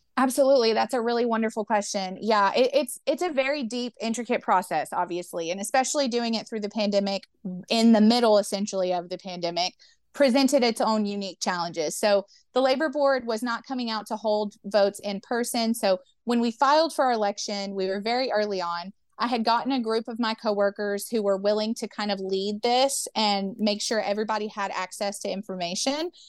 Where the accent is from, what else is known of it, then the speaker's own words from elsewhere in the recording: Memphis, Tennessee, United States; I grew up in Memphis, Tennessee